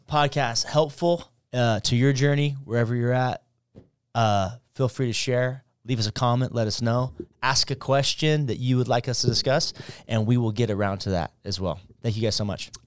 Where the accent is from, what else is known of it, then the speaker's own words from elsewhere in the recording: United States; as a human, as an American, as a Christian